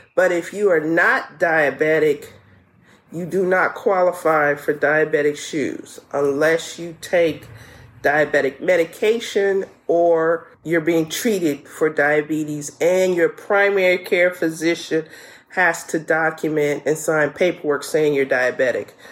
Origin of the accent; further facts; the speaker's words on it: New Orleans, Louisiana, United States; I'm from New Orleans.